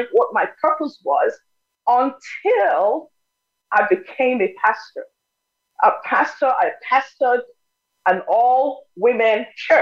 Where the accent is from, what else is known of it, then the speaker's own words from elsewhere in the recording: Nigeria; first language Yoruba; English is a second language; moved away as an adult; now in United States; I'm originally from Nigeria, schooled in Nigeria, but came to the U.S. in 1980.